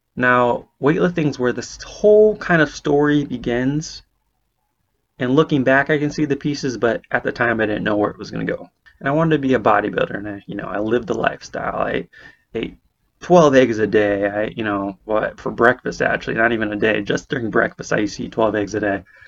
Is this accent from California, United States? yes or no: yes; Bay Area, California, United States; moved away as an adult; now in Portland, Maine, United States; I'm originally from California on the West Coast, Bay Area specifically